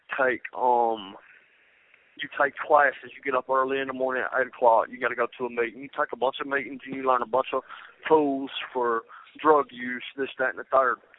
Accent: Rome, Georgia, United States; before I was 7 years old I grew up in Shannon Village um that's in Rome Georgia

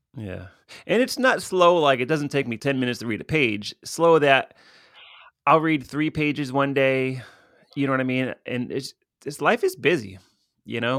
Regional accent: Stamford, Connecticut, United States; my hometown of Stamford, Connecticut

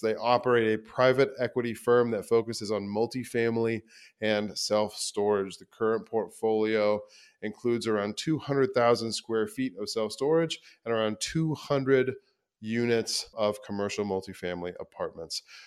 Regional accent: Midwest, United States; me being a Midwesterner and investing in the Midwest

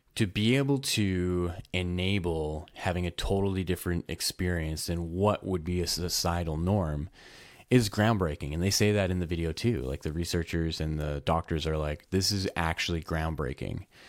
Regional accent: Edmonton, Alberta, Canada; I'm from Edmonton, Alberta. It gets really cold up here

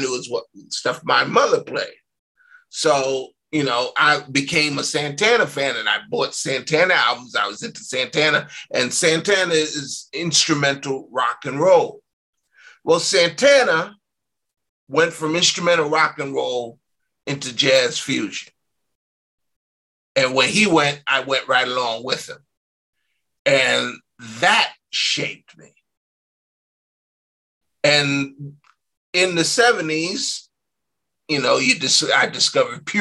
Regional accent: New York, United States; I was born in 59, so I grew up in New York in the 60s and the 70s

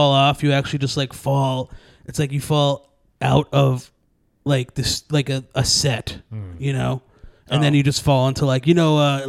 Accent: Brooklyn, New York, United States; born there; I was born in Brooklyn when Brooklyn was Brooklyn. You know.

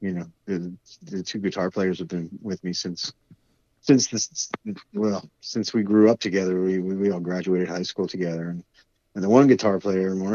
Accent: Wayne, New Jersey, United States; moved away as an adult; now in Los Angeles, United States; Where we grew up in the New York metropolitan area

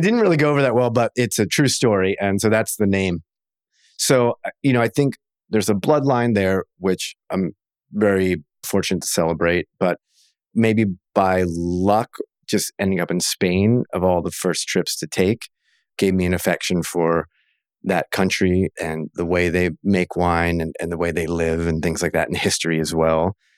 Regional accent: Maryland, United States; now in Oregon, United States; in Maryland, of all places, which is where I grew up.

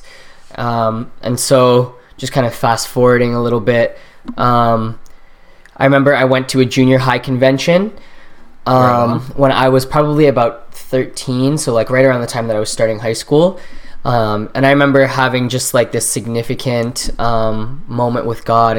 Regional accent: Canada; also born or lived in Trinidad and Tobago; I was born in Trinidad and Tobago, right, and that was where I was born, and then my family and I migrated to Canada when I was 2

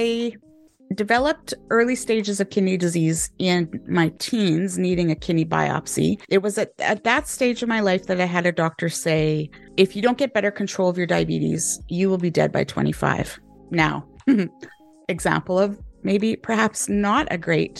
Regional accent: Canada; moved away as an adult; now in United Kingdom; I am a Canadian, but I'm living in the UK, have been for 10 years

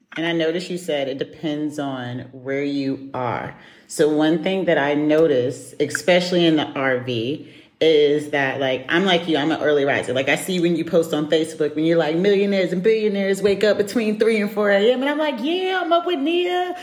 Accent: United States; moved away as an adult; now in Europe; I'm American

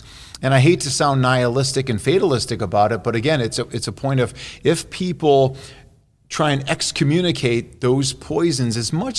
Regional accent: Chicago, Illinois, United States; My hometown is Chicago.

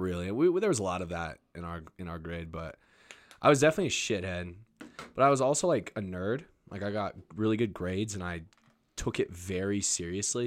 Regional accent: Albuquerque, New Mexico, United States; moved away; also born or lived in Nashville / Los Angeles; I'm born and raised in Albuquerque and I've lived in Nashville and L

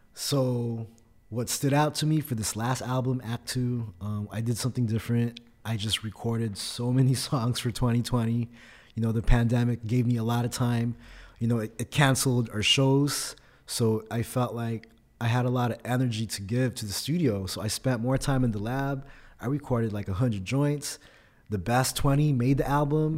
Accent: Oxnard, California, United States; first language Tagalog; English is a second language; also born or lived in Philippines / Fullerton, California; now in San Diego, United States; born in the Philippines, but I grew up in Oxnard, California

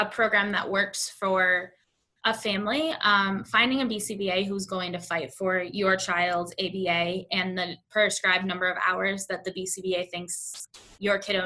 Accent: Buffalo, New York, United States; now in Indiana, United States; I'm from Buffalo, New York

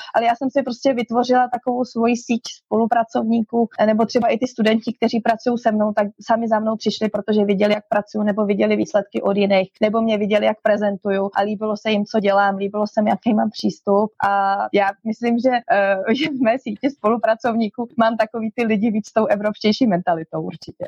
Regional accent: Česká Lípa, Liberec Region, Czechia; moved away as an adult; now in Chile; já jsem z České Lípy

